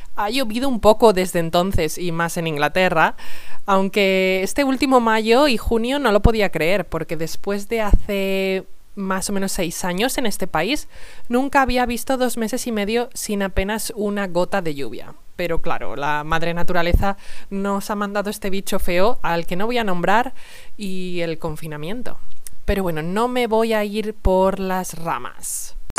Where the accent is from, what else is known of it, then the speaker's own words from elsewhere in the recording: Salamanca, Castile and León, Spain; soy de Salamanca